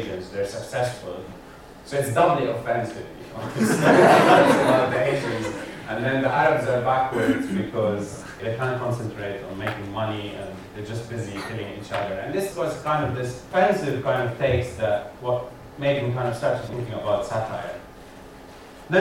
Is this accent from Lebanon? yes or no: yes; Lebanon; accent: Lebanese; moved away; I'm Lebanese by background, by birth, and lived most of my life there.